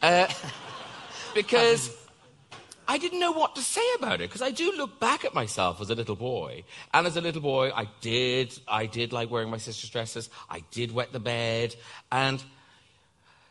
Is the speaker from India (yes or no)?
no; Ireland; moved away as an adult; growing up in Ireland in the, you know, I was 63, so the 60s, the 70s, the early 80s.